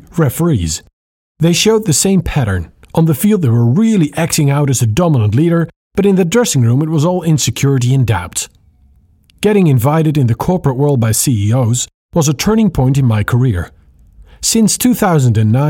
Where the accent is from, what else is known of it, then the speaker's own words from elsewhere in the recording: Netherlands; English is a second language; I'm speaking to you from the Netherlands. It's this tiny little country that nobody knows unless you tell them our capital city is Amsterdam